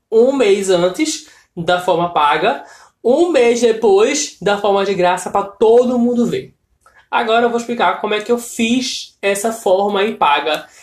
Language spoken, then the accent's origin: Portuguese; Brazil; sendo brasileiro